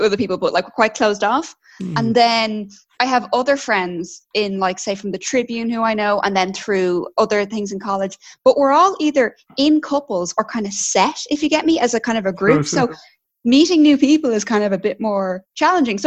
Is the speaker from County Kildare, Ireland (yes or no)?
yes; Straffan, County Kildare, Ireland; also born or lived in Dublin; I'm originally from Kildare, so I grew up in Kildare, in Strafford